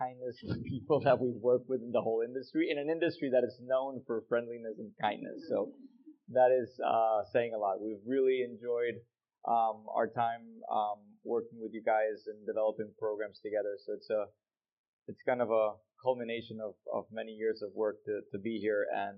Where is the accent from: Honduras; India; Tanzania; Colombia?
Colombia; I come from Colombia with Léo